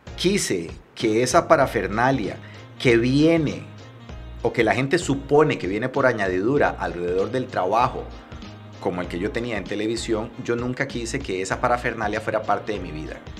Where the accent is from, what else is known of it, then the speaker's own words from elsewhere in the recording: Liberia, Guanacaste, Costa Rica; moved away as an adult; also born or lived in San José, Costa Rica; yo soy de Liberia, Mi papá trabajaba en el hospital de Liberia, mi mamá era maestra de kinder